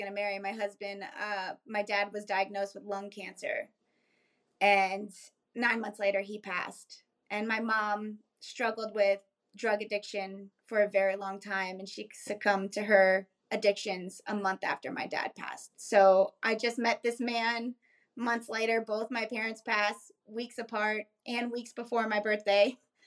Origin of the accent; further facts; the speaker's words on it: South Florida near Miami, United States; moved away as an adult; also born or lived in New York / Bronx / Key West, Florida; now in Raleigh, United States; we grew up in South Florida near Miami